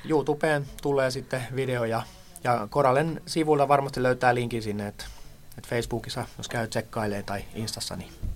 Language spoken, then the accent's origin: Finnish; Tampere, Pirkanmaa, Finland; also born or lived in Toijala; now in Sipoo, Finland; mähän olin silloin Tampereella nuoruuteni